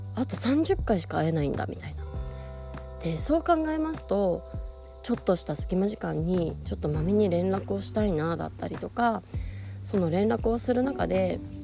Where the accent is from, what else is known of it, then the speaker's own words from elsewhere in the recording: Nagoya, Aichi, Japan; moved away as an adult; also born or lived in Tokyo; 私はあの名古屋出身になるんですがえー、その後仕事で東京に出てでその後結婚してまた地方に引っ越しております